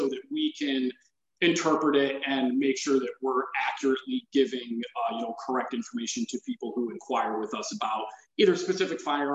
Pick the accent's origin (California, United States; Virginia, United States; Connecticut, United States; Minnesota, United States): Connecticut, United States; Growing up in Connecticut, the culture on firearms is not quite what it is in, some other areas of the country